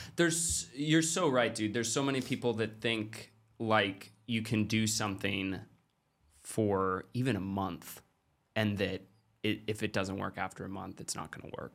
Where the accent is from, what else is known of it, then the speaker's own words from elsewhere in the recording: Klamath Falls, Oregon, United States; I grew up in Klamath Falls, Oregon, which is, like, thirty thousand people.